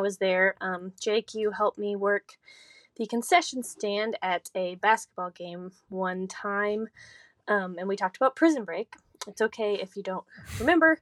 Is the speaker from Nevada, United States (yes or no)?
no; Licking, Missouri, United States; I'm from Licking, Missouri.